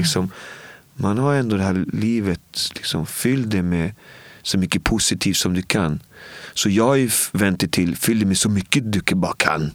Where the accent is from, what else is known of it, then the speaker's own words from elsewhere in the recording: Botkyrka, Stockholm County, Sweden; Jag kom från Albin och Botkyrka och jag brukar säga att det är som att leva i Bibeln